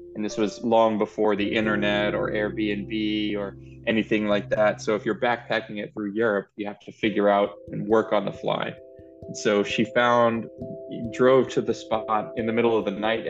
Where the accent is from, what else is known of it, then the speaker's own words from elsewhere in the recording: New Orleans, Louisiana, United States; I am from New Orleans, Louisiana